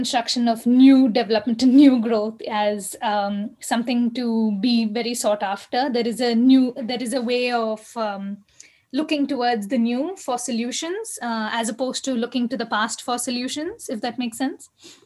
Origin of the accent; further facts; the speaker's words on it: Bangalore, Karnataka, India; I grew up in Basavanagudi